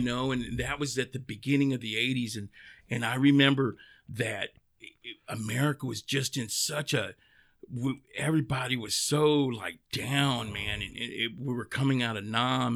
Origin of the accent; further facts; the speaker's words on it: Dallas, Texas, United States; born and raised in East Dallas. I'm a Parkland baby.